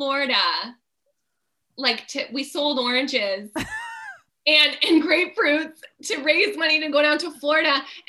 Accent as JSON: {"language": "English", "town": "Fonthill", "region": "Ontario", "country": "Canada", "tie": "born or raised there", "said": "I grew up in Font Hill, which was, you know, a pretty conservative place to grow up"}